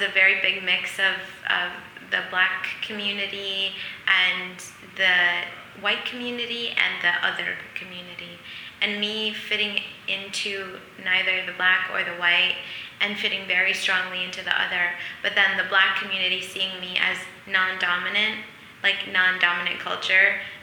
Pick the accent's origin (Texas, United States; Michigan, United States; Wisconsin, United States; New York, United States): Michigan, United States; Flint; we had this basement in the house I grew up in Flint, Michigan